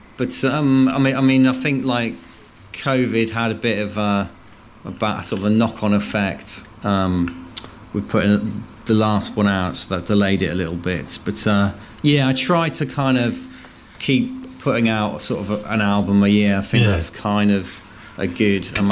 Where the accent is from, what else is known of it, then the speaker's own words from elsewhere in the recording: Worcester, West Midlands, United Kingdom; moved away as an adult; also born or lived in Cardiff / Bristol; now in London, United Kingdom; I'm originally I was born in Worcester